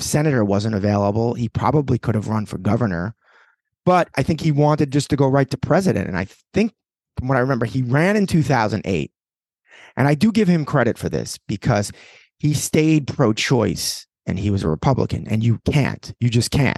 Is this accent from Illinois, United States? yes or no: no; New York City, New York, United States; we grew up in New York